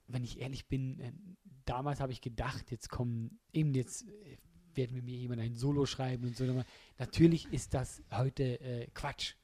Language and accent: German; Switzerland; als Schweizer